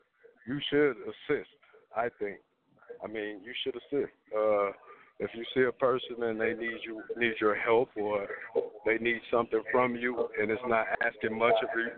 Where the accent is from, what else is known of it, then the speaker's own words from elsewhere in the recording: Chicago, Illinois, United States; I'm from Chicago, Illinois.